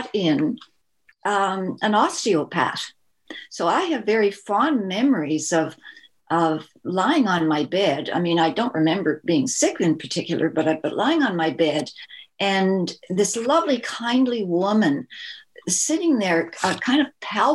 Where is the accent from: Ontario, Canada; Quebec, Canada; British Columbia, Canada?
Ontario, Canada; Toronto; I was born and raised in Toronto, Canada